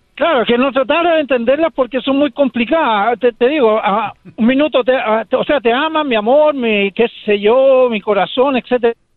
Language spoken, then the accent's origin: Spanish; Chile; now in United States